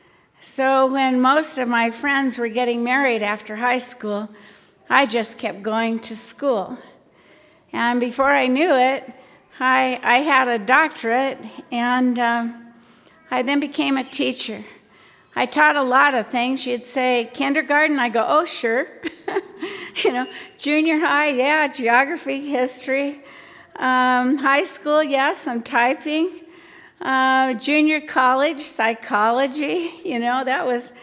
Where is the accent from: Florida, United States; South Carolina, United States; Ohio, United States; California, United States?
California, United States; Long Beach; I grew up in Long Beach, California